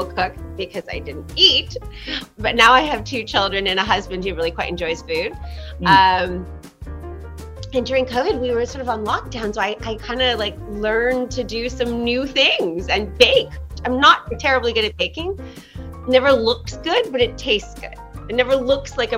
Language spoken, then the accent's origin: English; Gatineau, Quebec, Canada; also born or lived in Montreal / Toronto / Ottawa; I was raised in Gatineau, Quebec